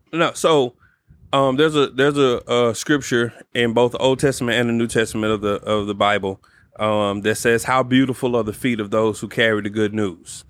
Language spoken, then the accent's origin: English; Dallas, Texas, United States; I grew up in Oak Cliff